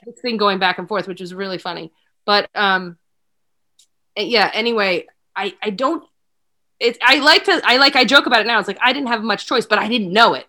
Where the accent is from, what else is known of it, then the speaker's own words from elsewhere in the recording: Wilmington, Delaware, United States; also born or lived in St. Louis, Missouri; I was born actually in Saint Louis, Missouri. I lived there for five years, and then we moved back to Wilmington, Delaware